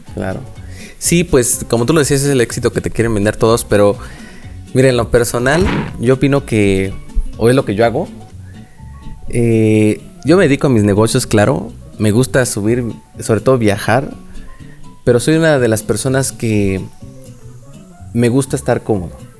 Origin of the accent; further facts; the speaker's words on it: Oaxaca, Mexico; de aquí soy